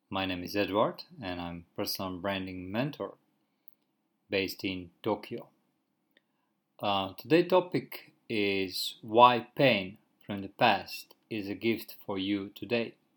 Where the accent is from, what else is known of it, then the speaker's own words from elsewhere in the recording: Croatia; moved away as an adult; now in Japan; in my home country, I used to drive a car almost every day for a couple of hours, and I have never had any car accident. And when I came in Japan, like uh, because there is no contract between my country and which is Croatia and Japan